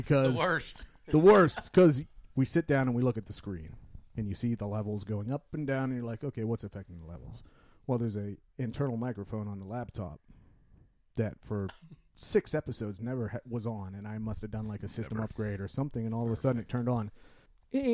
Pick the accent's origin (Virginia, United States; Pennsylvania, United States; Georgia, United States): Pennsylvania, United States